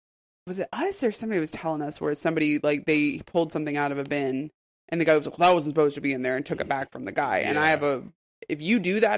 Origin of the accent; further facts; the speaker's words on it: Raleigh, North Carolina, United States; I'm from Raleigh originally. I was born and raised here. So I've been here over 40 years.